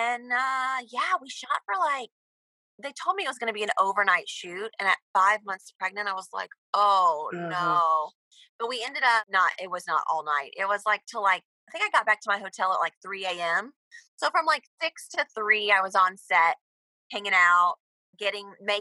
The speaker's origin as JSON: {"language": "English", "region": "Georgia", "country": "United States", "also_born_or_lived": "Astoria, Queens, New York", "moved": "as an adult", "lives_now": "New York, United States", "said": "I'm from Georgia. But I've been in New York for the last 10 years"}